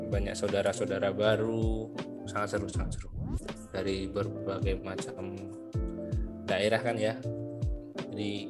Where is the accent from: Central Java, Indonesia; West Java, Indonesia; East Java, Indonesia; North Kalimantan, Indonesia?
Central Java, Indonesia; Klaten; SMA saya di luar Klaten kebetulan saya asli Klaten tapi SMA nya di luar Klaten